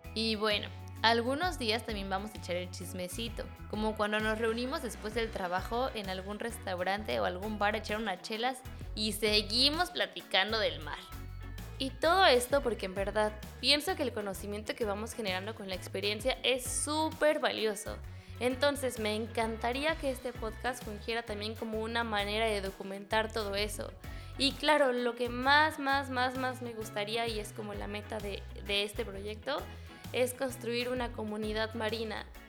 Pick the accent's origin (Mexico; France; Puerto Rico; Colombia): Mexico; Mexico City; moved away as an adult; also born or lived in La Paz, Baja California Sur; now in Cabo Pulmo, Mexico; soy originaria de la Ciudad de México